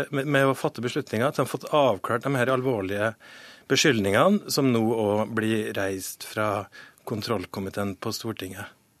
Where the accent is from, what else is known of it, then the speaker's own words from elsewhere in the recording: Møre og Romsdal, Norway; also born or lived in Kristiansund; jeg har jo brukt eh, over halve barndommen min i Romsdal